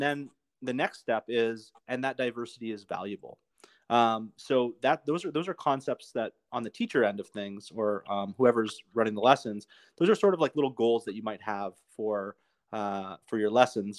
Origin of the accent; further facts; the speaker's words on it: Canada; I'm from Canada